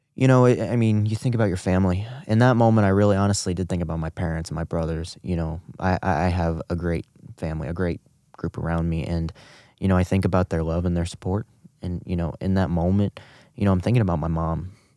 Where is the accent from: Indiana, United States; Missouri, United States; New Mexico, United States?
Missouri, United States; St. Charles; also born or lived in Guatemala; I was adopted by Brian and Joy Smith, who have now resided in Saint Charles, Missouri for the past eighteen years, ever since they got me.